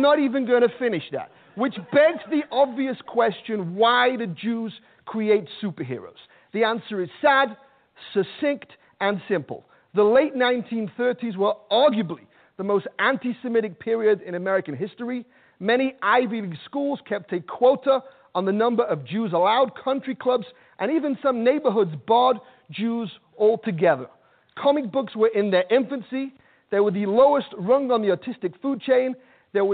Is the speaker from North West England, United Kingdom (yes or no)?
yes; Manchester, North West England, United Kingdom; now in New York, United States; I'm from Manchester, England, and growing up in Manchester